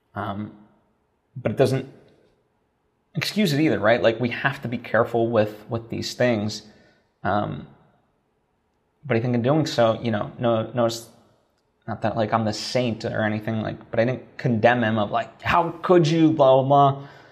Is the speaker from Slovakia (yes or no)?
yes; Slovakia; moved away; I grew up in Slovakia